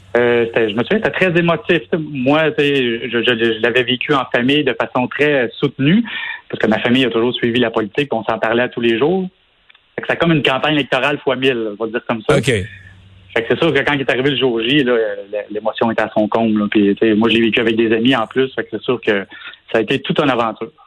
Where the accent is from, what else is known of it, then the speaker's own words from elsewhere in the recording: Sorel-Tracy, Quebec, Canada; moi, je suis originaire de Sorel-Tracy